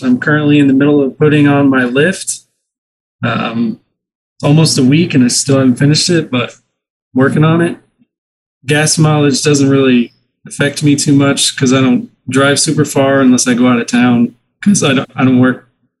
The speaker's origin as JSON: {"language": "English", "town": "Wichita", "region": "Kansas", "country": "United States", "said": "I'm from Wichita, Kansas."}